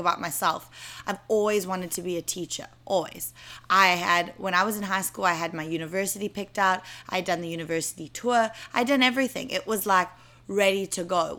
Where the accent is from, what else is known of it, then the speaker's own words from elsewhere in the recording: South Africa; moved away as an adult; now in New York, United States; I'll be going back to South Africa